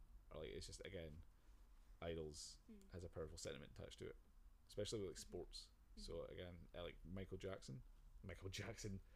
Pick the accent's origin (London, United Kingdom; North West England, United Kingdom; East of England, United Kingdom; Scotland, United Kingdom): Scotland, United Kingdom; I'm Scottish.